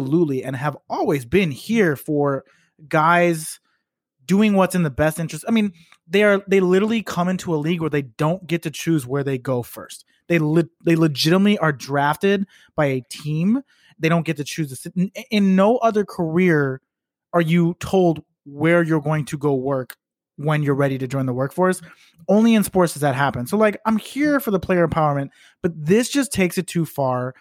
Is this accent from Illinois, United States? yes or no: yes; Chicago, Illinois, United States; I grew up in Chicago.